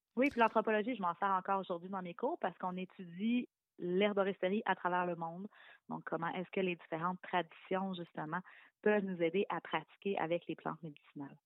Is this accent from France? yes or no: no; Quebec City, Quebec, Canada; now in Laurentides, Canada; Moi, je viens de la région de Québec, mais j'habite la région des Laurentides maintenant